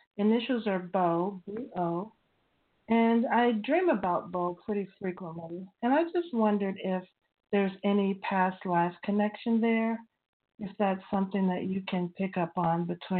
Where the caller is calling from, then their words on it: Maryland, United States; I'm calling from Maryland.